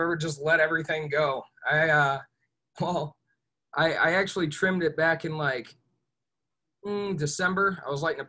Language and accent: English; Ohio, United States; moved away as an adult; also born or lived in Whidbey Island, Washington / Pensacola, Florida / Chicago; I'm originally from Ohio. I was here until I was about 20 years old, and the first time I left was when I joined the Navy.